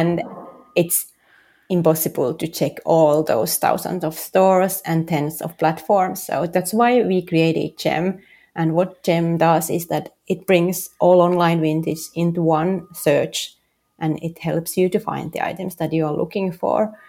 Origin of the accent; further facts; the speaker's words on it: Helsinki, Uusimaa, Finland; English is a second language; moved away as an adult; also born or lived in San Francisco; now in New York City, United States; originally I'm from Helsinki